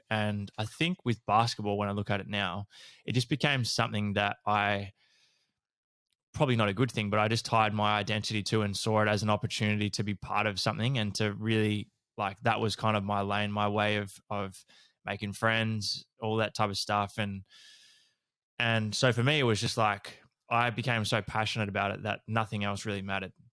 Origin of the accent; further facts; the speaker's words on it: Horsham, Victoria, Australia; growing up in Horsham in, um, country Victoria